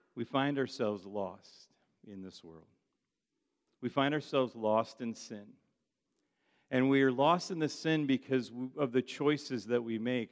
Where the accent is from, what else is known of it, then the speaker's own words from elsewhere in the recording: United States; I'm from the United States of America.